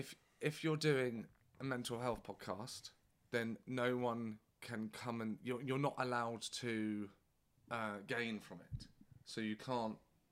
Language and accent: English; London, United Kingdom; moved away; also born or lived in Sussex; I was born in Hampstead.